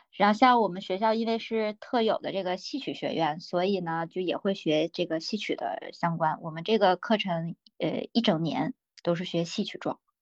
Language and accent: Chinese; Hulunbuir, Inner Mongolia, China; moved away as an adult; now in Beijing, China; 老家是内，内蒙古呼伦贝尔的。然后呢，我是一个少数民族